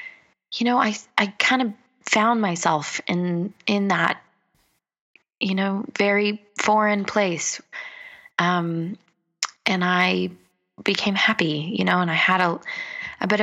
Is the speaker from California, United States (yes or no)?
yes; Los Angeles, California, United States; moved away as an adult; now in Bali, Indonesia; I grew up in Los Angeles